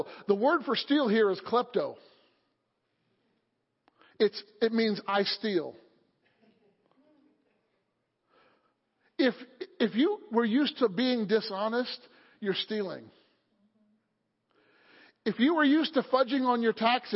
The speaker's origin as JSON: {"language": "English", "region": "Illinois", "country": "United States", "tie": "born or raised there", "moved": "yes", "lives_now": "Pennsylvania, United States", "said": "I grew up in Illinois in an older home"}